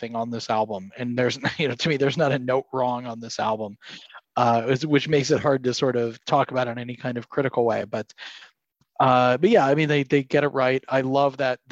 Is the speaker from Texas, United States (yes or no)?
no; Ann Arbor, Michigan, United States; I grew up in, I was born in Ann Arbor, Michigan, and my Aunt Kathy, who I have to give a shout out to because she is a loyal listener of the show, used to drive me to Montessori school